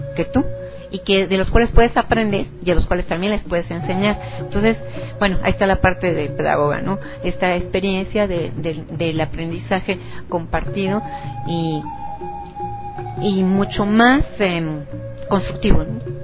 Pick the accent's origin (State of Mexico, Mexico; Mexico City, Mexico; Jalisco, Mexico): Mexico City, Mexico; moved away as an adult; yo soy de aquí del Distrito Federal, eh, concretamente soy romana, soy de la, de la colonia Roma